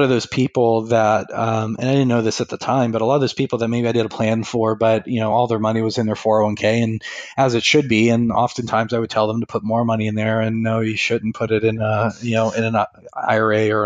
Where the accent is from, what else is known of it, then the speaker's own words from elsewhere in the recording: Western Pennsylvania, United States; moved away as an adult; now in Northeast Ohio, United States; I grew up in Western Pennsylvania, and here I am in Northeast Ohio